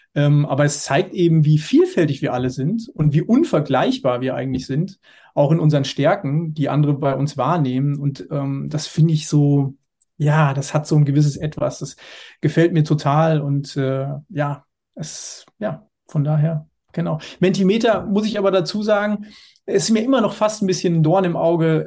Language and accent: German; Hersfeld-Rotenburg district, Hesse, Germany; moved away as an adult; now in Dortmund, Germany; Landkreis Hersfeld-Rotenburg aus meiner Heimat